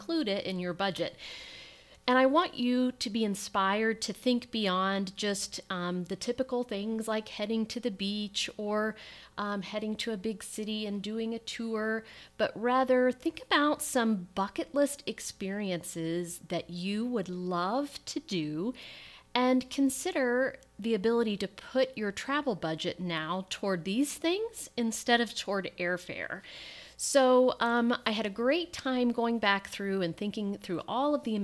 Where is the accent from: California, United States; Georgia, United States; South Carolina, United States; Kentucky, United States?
Kentucky, United States; now in Indiana, United States; we are from Indiana. I grew up in Kentucky.